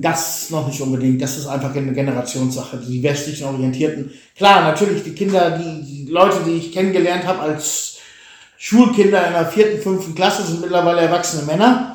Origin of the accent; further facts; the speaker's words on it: Germany; moved away as an adult; now in Bulgaria; dass ich als Deutscher da stehe